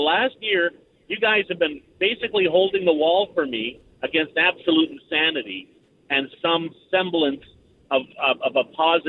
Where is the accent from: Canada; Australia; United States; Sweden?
Canada; Vancouver, British Columbia; also born or lived in Northwest Territories; now in Saskatchewan, Canada; Well, I'm from Vancouver.